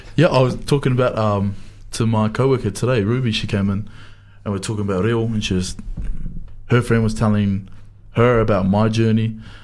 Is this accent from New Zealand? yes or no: yes; Dunedin, Otago, New Zealand; I went to a, a real Pākehā school in St Leonard's, about fifty people